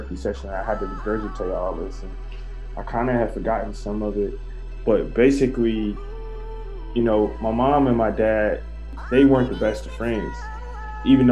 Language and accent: English; Lake Charles, Louisiana, United States; grew up, born and raised in Lake Charles, Louisiana